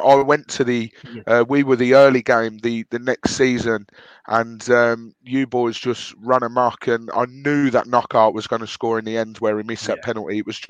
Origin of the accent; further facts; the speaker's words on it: Birmingham, West Midlands, United Kingdom; also born or lived in border of Nottinghamshire and Leicestershire; now in Nottinghamshire/Leicestershire border, United Kingdom; As you can tell from this accent, I'm not originally from Watford. I am born in Birmingham. My old man was born in Watford, hence why I follow him. But I'm actually living at the moment on the border of Nottinghamshire and Leicestershire.